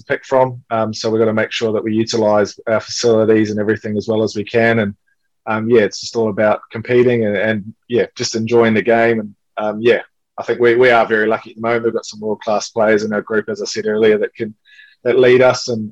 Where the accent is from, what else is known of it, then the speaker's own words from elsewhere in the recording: New Zealand; especially as a Kiwi boy, you get brought up to be an All Black in the winter and a black cap in the summer